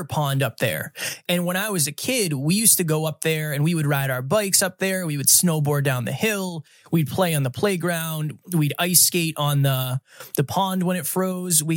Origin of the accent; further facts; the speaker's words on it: Uxbridge, Massachusetts, United States; also born or lived in Milford, Massachusetts; I was raised in Uxbridge, Massachusetts.